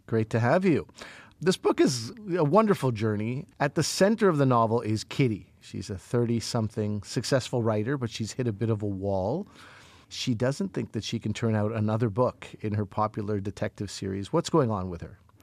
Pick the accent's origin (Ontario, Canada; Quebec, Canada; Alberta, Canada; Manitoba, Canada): Quebec, Canada; Montreal; I grew up in Montreal